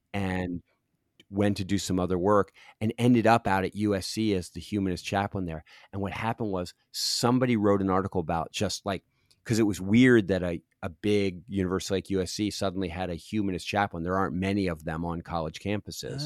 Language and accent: English; Philadelphia, Pennsylvania, United States; also born or lived in Los Angeles; now in Cincinnati, United States; I grew up in Philadelphia on the East Coast, and I'm a, I'm so East Coast.